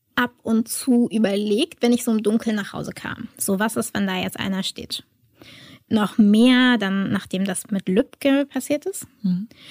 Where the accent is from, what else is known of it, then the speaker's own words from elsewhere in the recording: Germany; als Deutsche